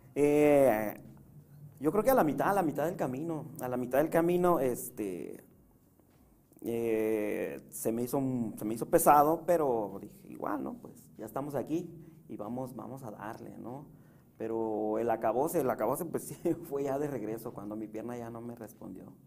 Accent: Puebla, Mexico; also born or lived in San Salvador Huixcolotla; now in Tijuana, Mexico; soy de Puebla

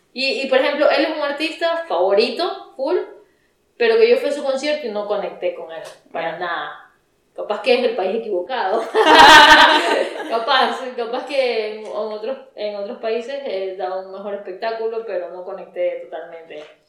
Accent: Ecuador; somos obviamente ecuatorianas

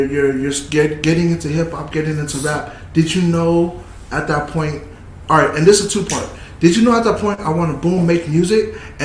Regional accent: California, United States; I'm not a Warriors fan, but if the Warriors make it a shit, I'm a Warriors fan. I'm from California.

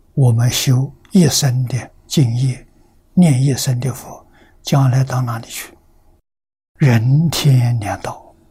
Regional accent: China; 我们中国人

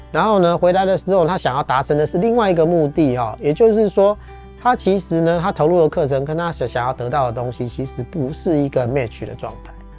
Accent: Taiwan; 我们台湾人或华人都是听骗不听劝

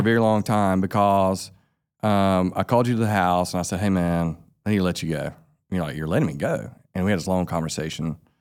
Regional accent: Sylvester, Georgia, United States; now in Albany, United States; I grew up right down the road from here. We're in Tifton, Georgia. I grew up in Sylvester, Georgia

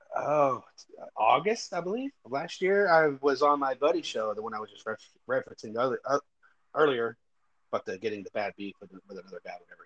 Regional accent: West Texas, United States; moved away; That's my hometown. That's my home area.

